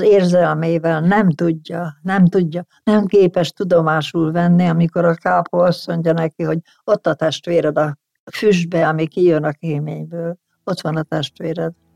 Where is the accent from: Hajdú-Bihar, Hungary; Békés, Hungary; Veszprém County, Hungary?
Hajdú-Bihar, Hungary; Debrecen; az Alföld közepén születtem Debrecenben